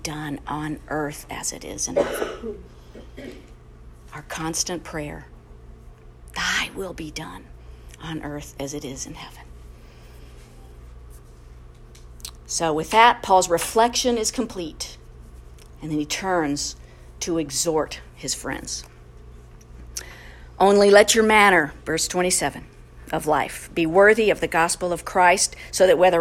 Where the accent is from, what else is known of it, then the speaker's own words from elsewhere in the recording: United States; We're proud American citizens